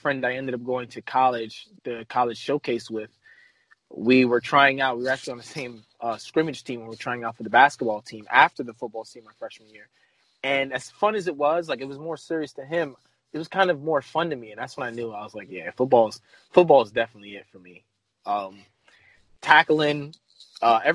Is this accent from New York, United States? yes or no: yes; New York City, New York, United States; that's originally where I'm from the Bronx in New York